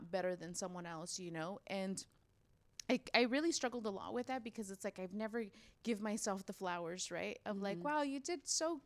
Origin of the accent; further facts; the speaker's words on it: Los Angeles, California, United States; first language Spanish; English is a second language; moved away as an adult; now in San Diego, United States; I grew up in LA in the San Fernando Valley.